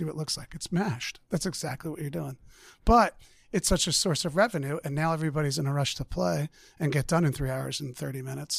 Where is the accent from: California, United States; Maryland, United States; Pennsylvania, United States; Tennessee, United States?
Pennsylvania, United States; Springfield; I grew up in Delaware County, Delco. Okay. Yeah, I'm a Delco kid. Springfield.